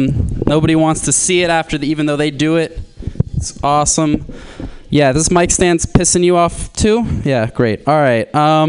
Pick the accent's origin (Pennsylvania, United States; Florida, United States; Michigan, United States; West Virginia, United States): Florida, United States; I'm from Florida. And the name of my high school was Plantation High School.